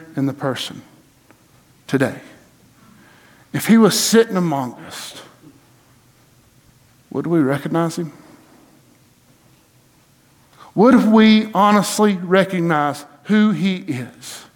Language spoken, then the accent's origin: English; Blairsville, Georgia, United States; I'm from Blairsville, Georgia